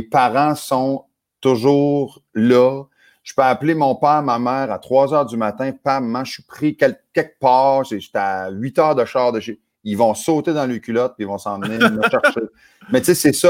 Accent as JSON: {"language": "French", "region": "New Brunswick", "country": "Canada", "moved": "yes", "said": "chez nous, au Nouveau-Brunswick"}